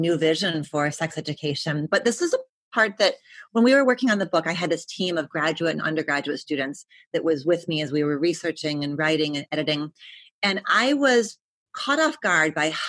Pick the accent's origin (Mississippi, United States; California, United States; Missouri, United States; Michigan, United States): Michigan, United States; Detroit; moved away; I was from Detroit